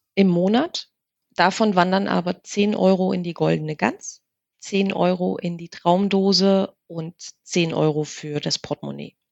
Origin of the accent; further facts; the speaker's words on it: Germany; wir sind ja in der DDR groß geworden